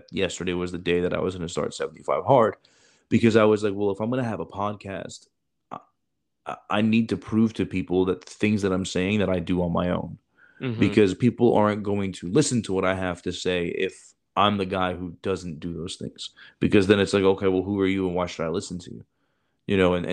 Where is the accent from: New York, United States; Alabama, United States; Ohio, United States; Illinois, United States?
Illinois, United States; Chicago; I'm a doctor, and I grew up in Chicago in the inner city, and I had nothing